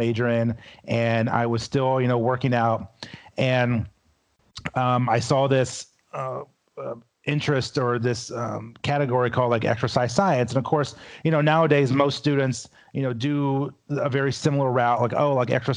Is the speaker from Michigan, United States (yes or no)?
no; Louisville, Kentucky, United States; I'm originally from Louisville, Kentucky